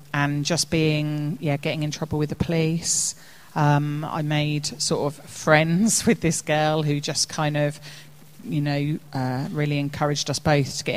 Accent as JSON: {"language": "English", "town": "Woodley", "region": "South East England", "country": "United Kingdom", "tie": "born or raised there", "also_born_or_lived": "Reading", "said": "So I was born in Reading, at Delwood, and grew up in Woodley"}